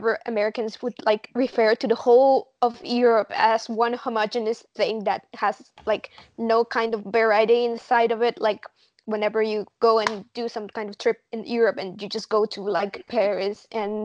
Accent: Mexico; moved away as an adult; now in Spain; I come from Mexico, but I am actually right now living in Spain

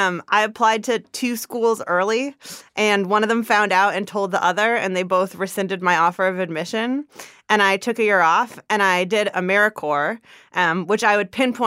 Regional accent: California, United States; I grew up in the Bay Area.

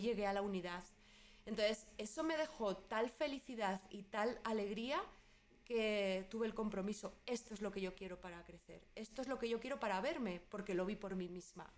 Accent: Spain; moved away as an adult; soy española, ahí eh, viví casi toda mi vida

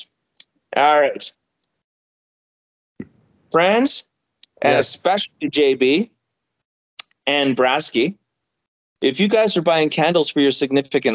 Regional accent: Quebec, Canada; first language English; I'm an Anglophone from Quebec. So an Anglophone means I'm an English-speaking Quebecer

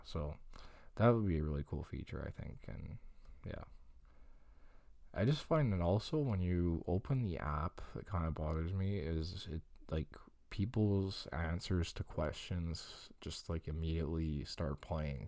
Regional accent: Longueuil, Quebec, Canada; my hometown is, what's Greenfield Park?

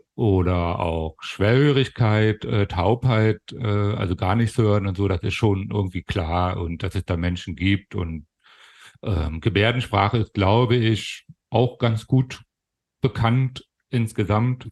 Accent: Germany; accent: Berlin; also born or lived in Hannover; now in Kassel, Germany; meine Kindheit und Jugend in der, in der DDR äh, äh, ähm, habe ich verlebt.

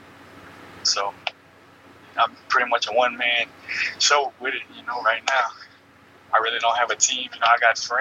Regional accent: Louisiana, United States; growing up from Louisiana

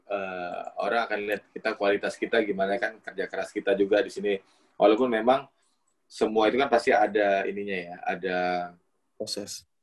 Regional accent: Batam, Riau Islands, Indonesia; now in Jakarta, Indonesia; dari zaman saya datang dari Batam ke

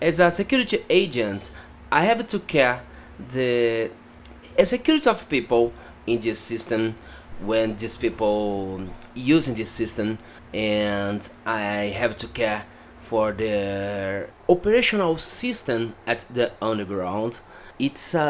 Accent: Brazil; accent: Brazilian; first language Portuguese; English is a second language; now in São Paulo, Brazil; I'm a Brazilian guy and I speak Portuguese very well

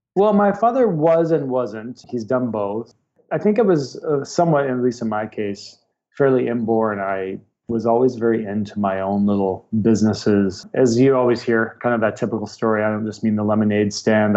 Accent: Vancouver, British Columbia, Canada; also born or lived in Ontario; I'm from Vancouver, BC. I was not quite born here, but almost. I moved here as an infant from uh, Ontario, so don't really remember the East Coast. So Vancouver raised

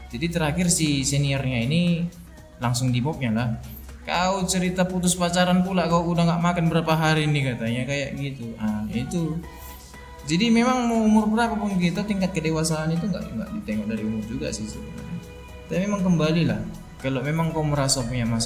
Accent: Sibolga, North Sumatra, Indonesia; now in Medan, Indonesia; kan aku kan orang Sibolga

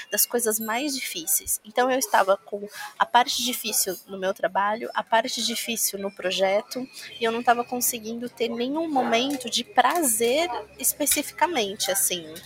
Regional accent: Mirandópolis, São Paulo, Brazil; born there; Em Mirandópolis. Mirandópolis é na divisa, é, é uma hora da divisa do estado de São Paulo com Mato Grosso do Sul.

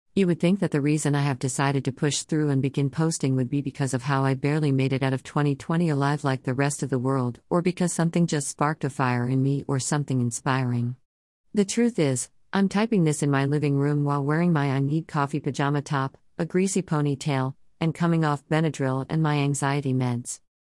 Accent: Oklahoma, United States; moved away as an adult; now in California, United States; I lived in a small town in Oklahoma for most of my life

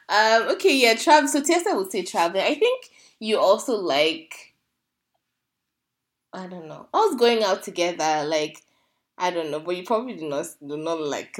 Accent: Nigeria

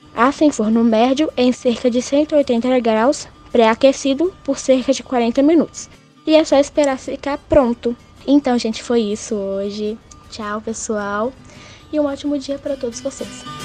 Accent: Minas Gerais, Brazil; como uma boa mineira

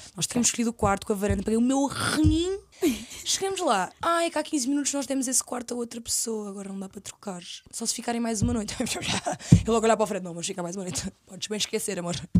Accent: Caldas da Rainha, Leiria District, Portugal; moved away as an adult; also born or lived in Lisbon; eu sou das Caldas da Rainha

